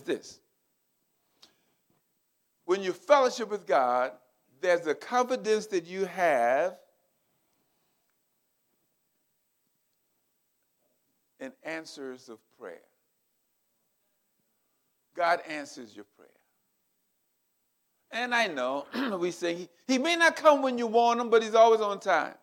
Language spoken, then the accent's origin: English; South Carolina, United States; I'm from the South. I'm a Southern boy. I grew up in South Carolina